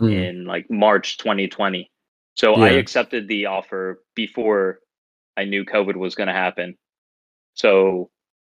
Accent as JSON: {"language": "English", "region": "Pennsylvania", "country": "United States", "moved": "as an adult", "lives_now": "New York, United States", "said": "I've flown back to Pennsylvania like 3 or 4 times now"}